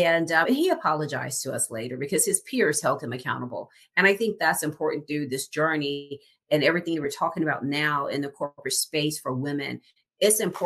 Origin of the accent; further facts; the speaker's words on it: the South, United States; I'm being from the South